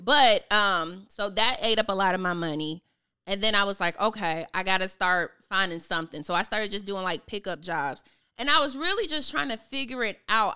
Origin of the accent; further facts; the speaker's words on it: Chicago, Illinois, United States; moved away as an adult; now in Atlanta, United States; I am originally from Chicago. I just moved to Atlanta